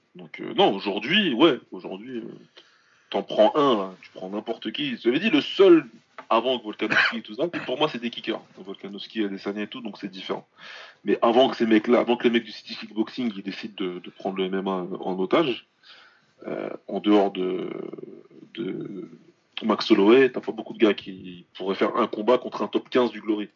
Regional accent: France; on est français

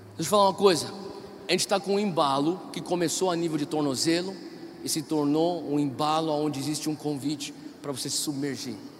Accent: São Paulo, Brazil; eu cresci em São Paulo

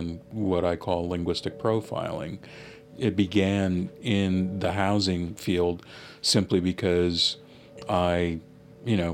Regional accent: Los Angeles, California, United States; first language English; also born or lived in Philadelphia, Pennsylvania; When I moved from Philadelphia to Los Angeles, the neighborhood that I lived in initially was a multiracial neighborhood

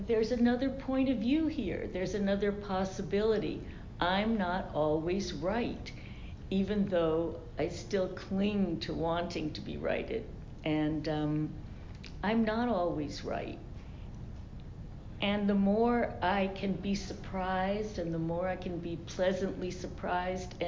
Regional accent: New York, United States; I'm from New York

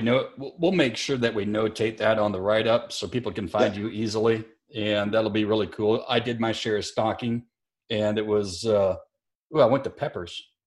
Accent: Elk Point, South Dakota, United States; moved away; it's no little podunk town like where I grew up in Elk Point, South Dakota

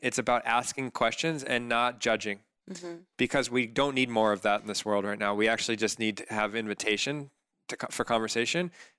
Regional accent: Corona del Mar, California, United States; I grew up in Corona del Mar, and my mom's a cook

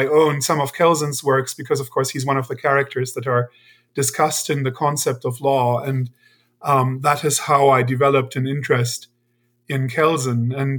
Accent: Germany; So I'm originally from Germany

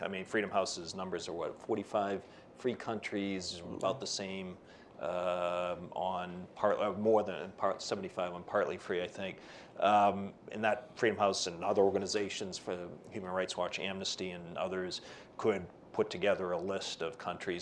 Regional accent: Boston, Massachusetts, United States; I'm from Boston

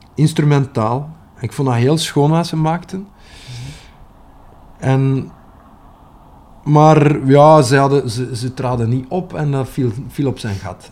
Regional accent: West Flanders, Belgium; accent: West Flemish; first language West Flemish; mijn moedertaal

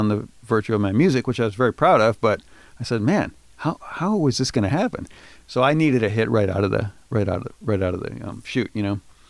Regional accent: Baton Rouge, Louisiana, United States; born there; Thank you for assuming I grew up. I appreciate that. I was born in Baton Rouge, Louisiana.

